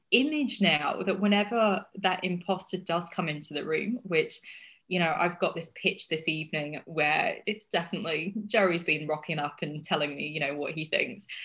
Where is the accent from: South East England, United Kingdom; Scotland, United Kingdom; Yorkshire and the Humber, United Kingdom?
Yorkshire and the Humber, United Kingdom; also born or lived in Australia / United States; odd accent because I've lived in Australia and I've lived in America and I've lived in England and I'm from Yorkshire in in England, which has got they have a really strong accent there.